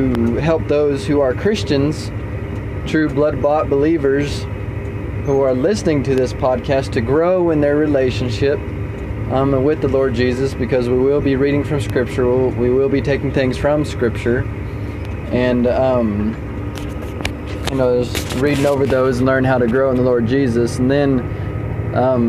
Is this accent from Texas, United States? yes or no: yes; Lubbock, Texas, United States; also born or lived in Alpine, Texas / Canyon, Texas; I was born in Lubbock, Texas, on April 10th of 2000, and we lived there